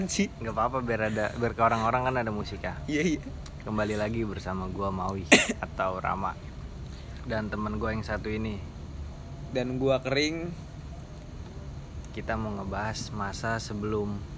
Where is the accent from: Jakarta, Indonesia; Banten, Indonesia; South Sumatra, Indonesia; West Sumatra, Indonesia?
Banten, Indonesia; Rempoa; gua tadinya di Rempoa gua kecil tuh di Rempoa dari gua dari gua kecil